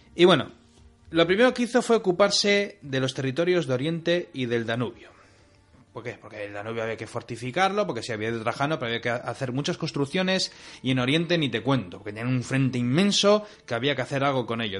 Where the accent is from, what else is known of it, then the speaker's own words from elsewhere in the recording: Bilbao, Basque Country, Spain; De Bilbao